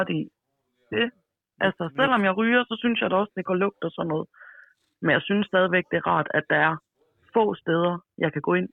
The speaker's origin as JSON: {"language": "Danish", "town": "Rødby", "region": "Zealand", "country": "Denmark", "also_born_or_lived": "Jutland (between Horsens and Aarhus)", "moved": "yes", "lives_now": "Jutland, Denmark", "said": "jeg er oprindeligt fra Lolland, men bor i Jylland nu, mellem øh, Horsens og Aarhus."}